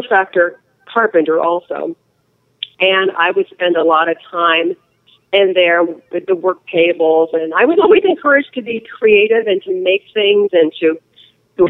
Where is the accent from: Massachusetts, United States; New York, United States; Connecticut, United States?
Connecticut, United States; Litchfield County; also born or lived in California; now in Arizona, United States; I grew up in Litchfield County, Connecticut, and it was a beautiful place to grow up